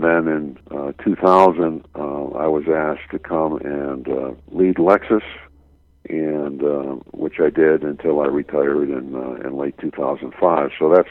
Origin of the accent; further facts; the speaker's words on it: Buffalo, New York, United States; I was growing up in Buffalo, New York, and was accepted to the University of Arizona Graduate School